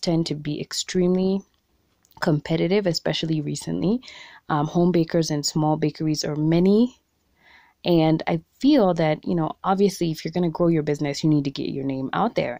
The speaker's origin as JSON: {"language": "English", "country": "Kenya", "said": "being a Kenyan entrepreneur"}